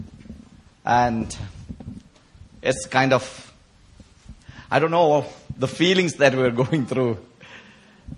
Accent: India; people like us, we come from India

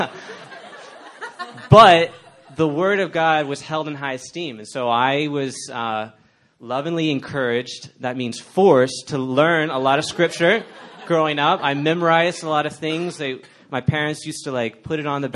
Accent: Dallas, Texas, United States; moved away; I grew up in Dallas, Texas.

